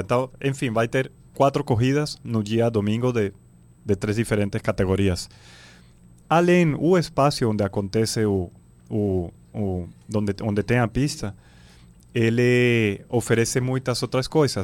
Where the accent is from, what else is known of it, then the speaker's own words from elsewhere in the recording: Venezuela; now in Belém, Brazil; Eu sou da Venezuela, tenho filho paraense, belenense